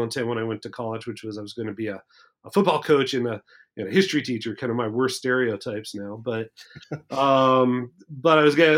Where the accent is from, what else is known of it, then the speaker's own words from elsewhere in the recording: Bozeman, Montana, United States; also born or lived in Minnesota; I'm a native Montana, and I grew up in Bozeman, Montana, which is only about 90 miles north of Yellowstone Park